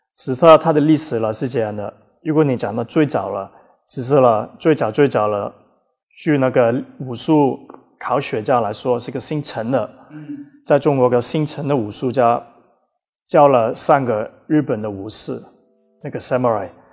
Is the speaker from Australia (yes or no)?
yes; Australia; also born or lived in Taiwan; now in Shanghai, China; 我是在澳大利亚长大的